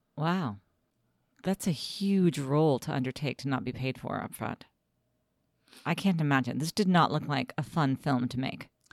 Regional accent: United States; my American high school education

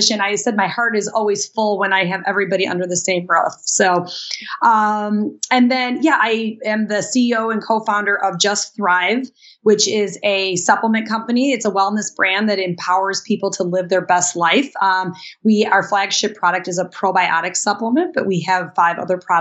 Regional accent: Chicago, Illinois, United States; we're from Chicago

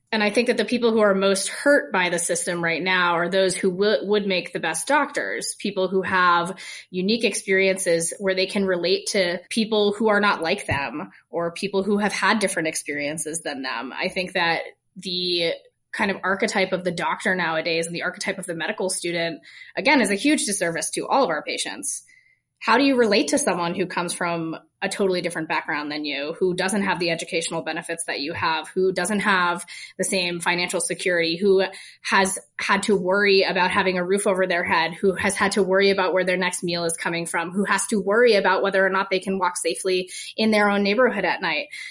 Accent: Vermont, United States; also born or lived in Colorado; now in Utah, United States; I'm from Vermont

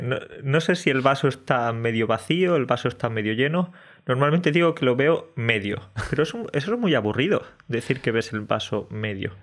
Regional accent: southern Spain, Spain; los del sur, los andaluces, extremeños y tal, los del sur viven menos o vivimos menos que los del norte

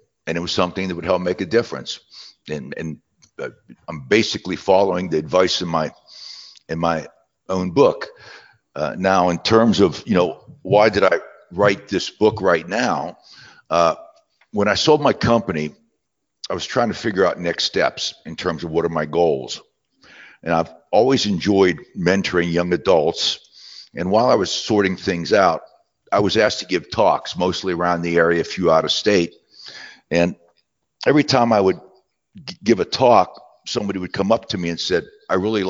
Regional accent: southwestern Pennsylvania, United States; moved away as an adult; also born or lived in West Virginia; now in Knoxville, United States; I was born in West Virginia, raised in southwestern Pennsylvania.

